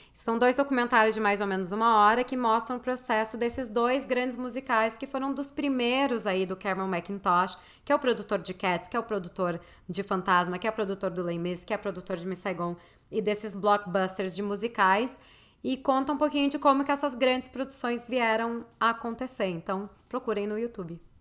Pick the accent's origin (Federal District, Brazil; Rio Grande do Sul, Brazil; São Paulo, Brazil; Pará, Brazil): Rio Grande do Sul, Brazil; Porto Alegre; eu sou de Porto Alegre